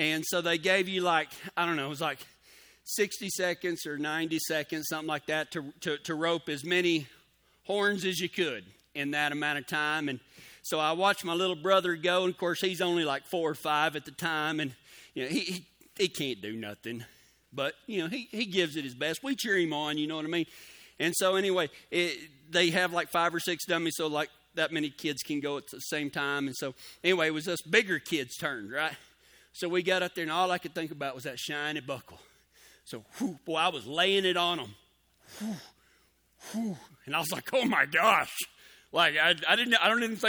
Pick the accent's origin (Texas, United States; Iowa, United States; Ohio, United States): Texas, United States; Pecos; now in Colorado, United States; I grew up near Pecos, Texas. I was born there, home of the world's first rodeo